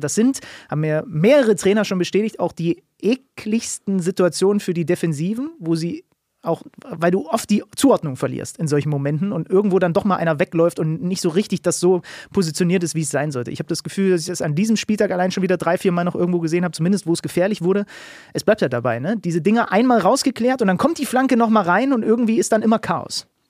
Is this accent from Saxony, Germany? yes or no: yes; Saxony, Germany; für den gebürtigen Sachsen